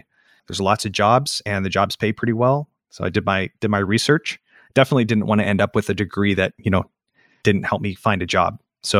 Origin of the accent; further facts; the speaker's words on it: Ames, Iowa, United States; also born or lived in Des Moines, Iowa; Yep, I was born in Ames, Iowa, which is where Iowa State University is.